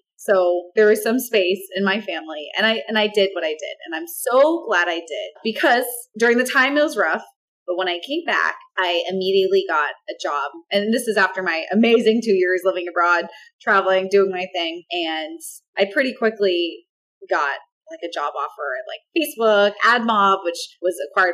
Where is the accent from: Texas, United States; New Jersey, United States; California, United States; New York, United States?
California, United States; Orange County; I grew up in Orange County.